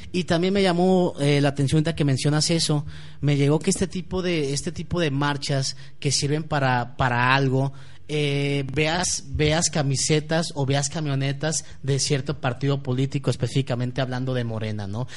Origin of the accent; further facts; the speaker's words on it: Guadalajara, Jalisco, Mexico; como ciudadano tapatío y como ciudadano mexicano